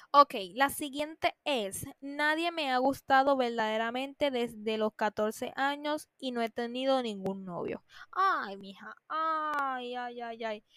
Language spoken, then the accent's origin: Spanish; Puerto Rico; como es mi país